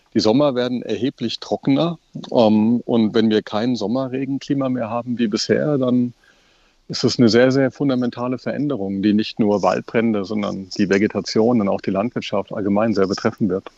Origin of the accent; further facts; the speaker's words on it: Germany; Bei uns in Deutschland